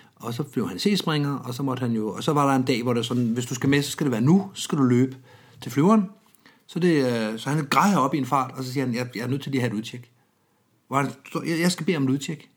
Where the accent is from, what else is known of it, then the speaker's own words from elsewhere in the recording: Denmark; Jeg er vokset op i Jylland